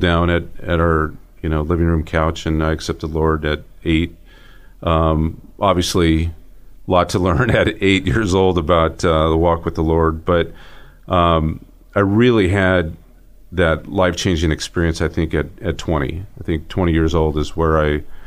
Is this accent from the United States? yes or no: yes; Dinuba, California, United States; now in Boise, United States; born in Southern California, grew up in Central California, kind of between Fresno and Visalia, and a little town called Dinuba